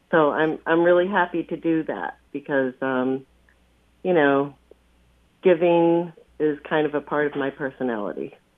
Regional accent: Long Island, New York, United States; I grew up on Long Island

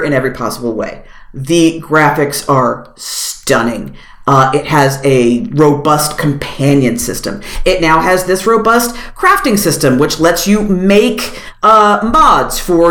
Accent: Philadelphia, Pennsylvania, United States; I'm from Philadelphia

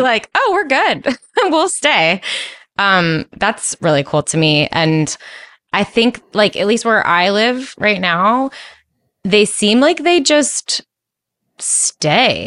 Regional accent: East Coast, United States; I'm from the East Coast

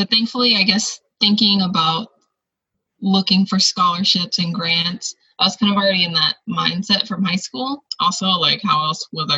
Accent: California, United States; moved away as an adult; also born or lived in Oregon; So I was coming from California, and I went to Oregon State, so I was an out-of-state student.

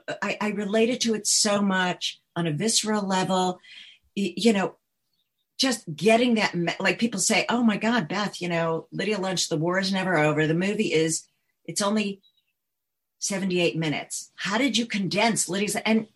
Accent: New York, United States; also born or lived in Chicago, United States / California, United States; Yeah, no, I'm from New York originally, Chicago, and then California, and then New York.

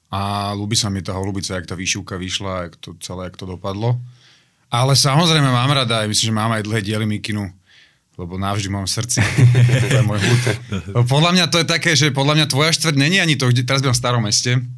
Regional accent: Bratislava, Bratislava Region, Slovakia; Ja som, eh, som z Bratislavy a z dlhých dielov. Ale nie som akože, teraz som rodený, ale nie som nejaký akože dlho generačný Bratislavč.

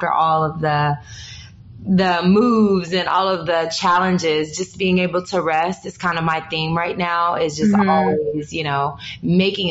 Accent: Humboldt, Tennessee, United States; growing up as a small town girl, growing up in Humble, Tennessee, which is the deep south

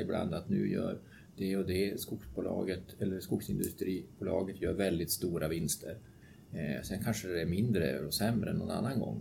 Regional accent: Luleå, Norrbotten County, Sweden; Jag bor utanför Luleå och är alltså född och uppvuxen där

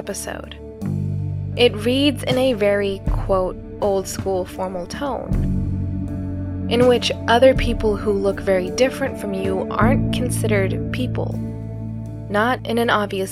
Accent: Philippines; as a Filipino

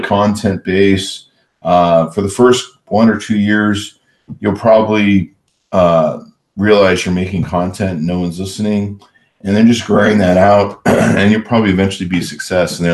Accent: Southern California, United States; I grew up in SoCal

